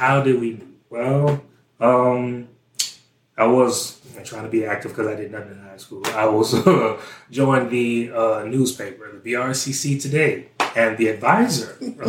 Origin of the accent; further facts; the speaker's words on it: Central, Louisiana, United States; also born or lived in Baton Rouge, Louisiana; See, not born and raised in Baton Rouge, Louisiana for the first 6 years, and then moved to Central, a suburb of Baton Rouge, and from there, that's where I've been the whole time.